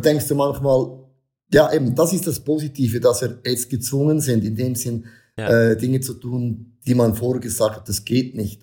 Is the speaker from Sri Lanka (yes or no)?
no; Switzerland; bei uns in der Schweiz, in der Church